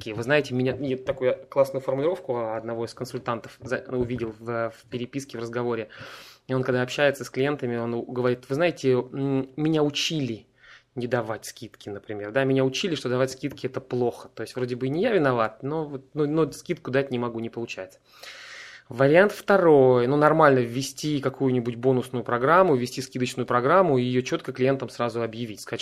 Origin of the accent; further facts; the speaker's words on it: Saint Petersburg, Russia; я из Петербурга, и я принимаю одновременно солнечные ванны.